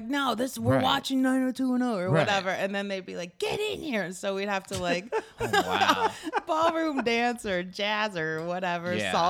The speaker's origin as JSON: {"language": "English", "region": "Kansas", "country": "United States", "said": "I'm from Kansas"}